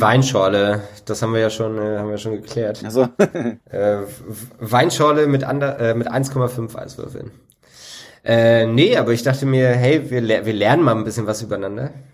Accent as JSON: {"language": "German", "area": "the East", "region": "eastern Germany", "country": "Germany", "said": "bei uns im Osten"}